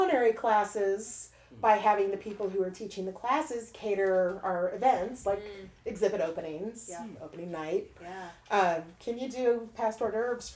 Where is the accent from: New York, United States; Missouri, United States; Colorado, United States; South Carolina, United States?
Missouri, United States; Western; also born or lived in Columbia, Missouri; now in St. Louis, United States; I grew up in Western Missouri.